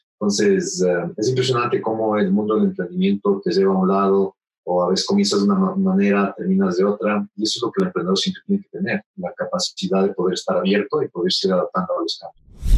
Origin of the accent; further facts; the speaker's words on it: Ecuador; soy ecuatoriano